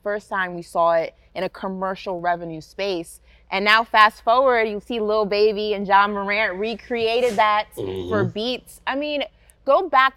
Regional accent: New York, United States; as a New Yorker

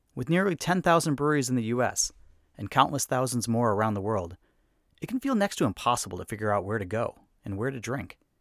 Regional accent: Chicago, Illinois, United States; where it all began for me, my hometown of Chicago.

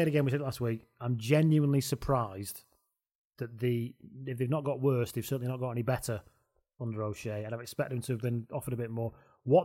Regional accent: England, United Kingdom; I'm an English person.

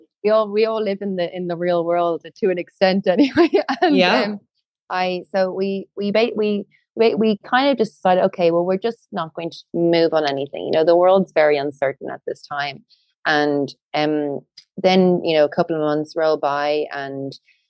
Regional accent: County Wicklow, Ireland; we're both from Wicklow, and there were a lot of new builds being built in the town where I was from

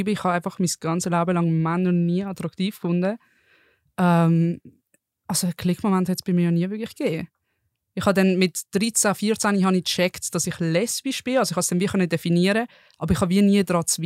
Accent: Basel, Basel-Stadt, Switzerland; ich bin 22 Jahre alt, sie ist lesbisch, meine Pronomen sind sie, ihr. Ich komme aus Basel und studiere momentan an der PH in Muttens.

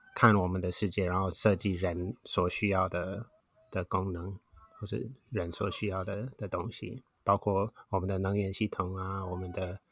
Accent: Wisconsin, United States; Chinese is a second language; moved away as an adult; now in Taiwan; 在美国的威斯康星州长大，然后从二十岁到现在大概三十年在台湾

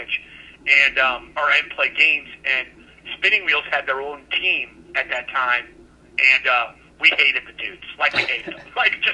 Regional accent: Florissant, Missouri, United States; where I grew up in Florissant

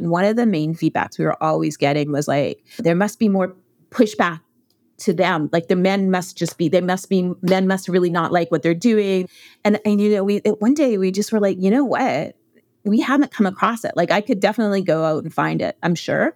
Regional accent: Canada; I grew up in Canada.

